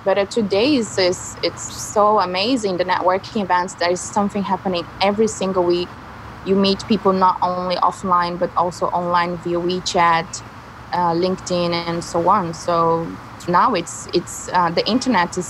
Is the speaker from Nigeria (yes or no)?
no; Rio de Janeiro, Brazil; moved away as an adult; now in China; I'm from Rio